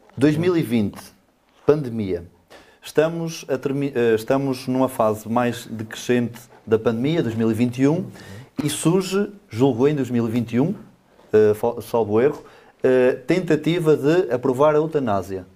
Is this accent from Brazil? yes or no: no; Vidago, Norte, Portugal; moved away as an adult; now in Alijó, Portugal; Vidago, eh, a minha terra, as minhas origens